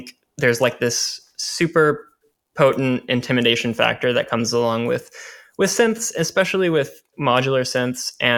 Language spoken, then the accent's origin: English; Springfield, Missouri, United States; Yeah, Springfield, Missouri, Southern Missouri.